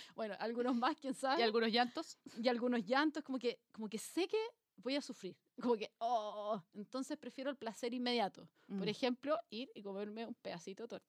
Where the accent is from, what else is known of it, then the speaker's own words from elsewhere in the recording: Cajón del Maipo, Santiago Metropolitan Region, Chile; somos las dos del cajón del Maipo